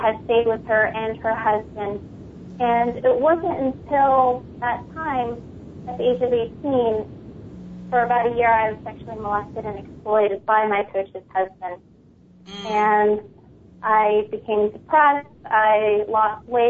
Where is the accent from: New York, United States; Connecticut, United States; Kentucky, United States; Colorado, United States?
New York, United States; Long Island; also born or lived in Philippines; I grew up in Long Island, New York.